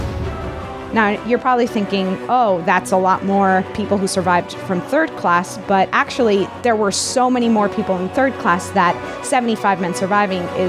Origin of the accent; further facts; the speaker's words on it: Miami, Florida, United States; I'm from Miami